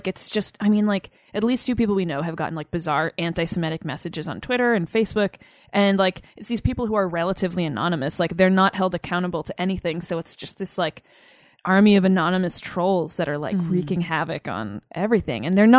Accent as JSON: {"language": "English", "region": "Southern New Hampshire", "country": "United States", "tie": "born or raised there", "moved": "yes", "lives_now": "New York, United States", "said": "I grew up in southern New Hampshire, so not too far away."}